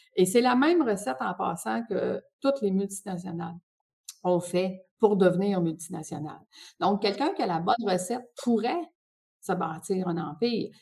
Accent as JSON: {"language": "French", "region": "Quebec", "country": "Canada", "tie": "born or raised there", "said": "j'ai grandi au Lac-Saint-Jean"}